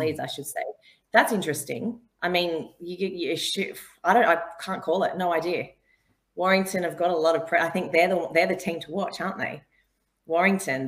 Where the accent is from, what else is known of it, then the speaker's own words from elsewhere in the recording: Australia; now in England; I'm not English. I'm Australian, but I think I've lived here for such a long time now